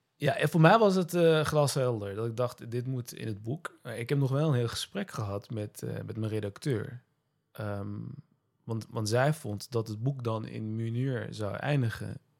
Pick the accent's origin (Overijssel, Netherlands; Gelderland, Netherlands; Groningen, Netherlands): Gelderland, Netherlands; Nijmegen; Ik ben in Nijmegen geboren, Nederland opgegroeid.